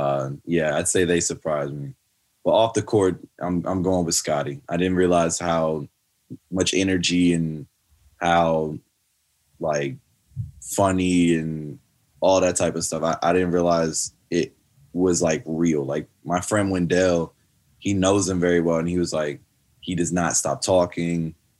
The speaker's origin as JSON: {"language": "English", "country": "Canada", "accent": "Canadian", "said": "it would like trigger my Canadian accent."}